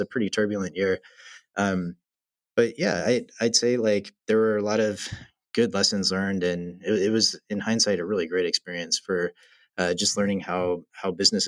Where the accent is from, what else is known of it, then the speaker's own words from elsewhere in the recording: the South, United States; it's quite different culturally than growing up in the South.